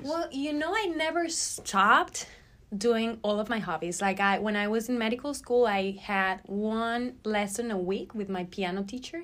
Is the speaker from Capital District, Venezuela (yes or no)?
no; Barquisimeto, Lara, Venezuela; moved away as an adult; now in United States; I graduated from med school in Venezuela, in my hometown Barquisimeto, back in 2018